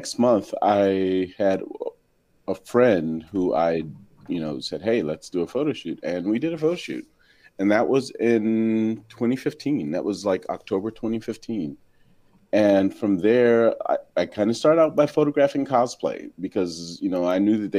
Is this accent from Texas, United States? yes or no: no; Washington, District of Columbia, United States; moved away; I'm originally from Washington, D.C.